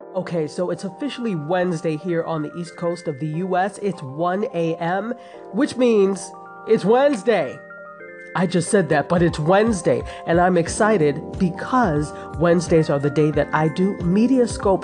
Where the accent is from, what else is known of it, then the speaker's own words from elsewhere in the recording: Nigeria; I'm unapologetically Nigerian